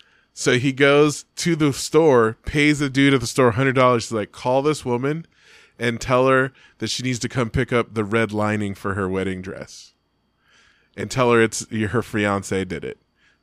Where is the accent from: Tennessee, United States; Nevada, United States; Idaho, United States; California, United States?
California, United States; Bay Area; now in Reno, United States; I'm from the Bay Area and grew up the same time they did.